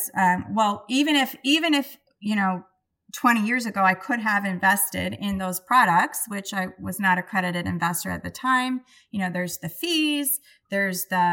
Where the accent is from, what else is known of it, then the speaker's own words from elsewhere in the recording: Milwaukee, Wisconsin, United States; I'm from Milwaukee.